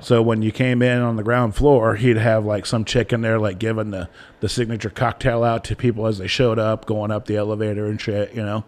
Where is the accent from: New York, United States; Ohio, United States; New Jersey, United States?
Ohio, United States; I grew up in Ohio